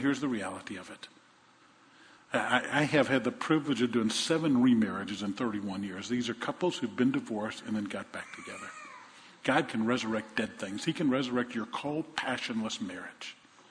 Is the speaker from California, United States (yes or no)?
no; Oregon, United States; And I came from Oregon, and I came down here, and I really don't know anybody